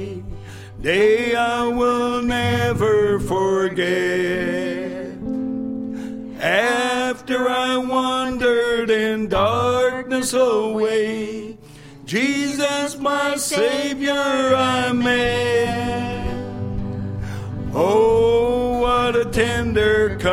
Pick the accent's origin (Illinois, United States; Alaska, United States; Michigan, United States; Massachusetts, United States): Alaska, United States; Dillingham; now in Anchorage, United States; I'm originally from Dillingham.